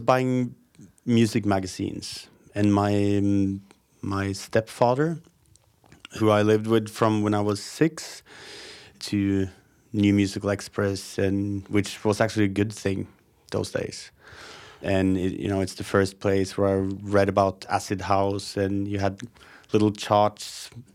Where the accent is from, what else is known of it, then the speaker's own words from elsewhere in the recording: Hamar, Innlandet, Norway; also born or lived in Moss / Gausdal / Oslo; And I ended up in Hamar when I was four years old, I think. That's where I lived until I was twenty before moving to Oslo.